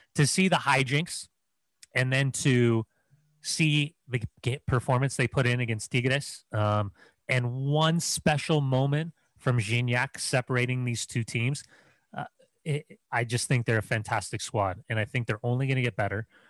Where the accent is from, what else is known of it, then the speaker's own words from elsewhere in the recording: Upland, California, United States; moved away; I'm from Upland